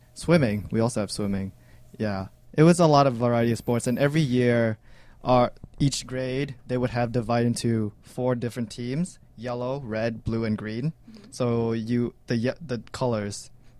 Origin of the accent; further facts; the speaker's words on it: Hanoi, Vietnam; also born or lived in Bangkok, Thailand; I'm from Hanoi.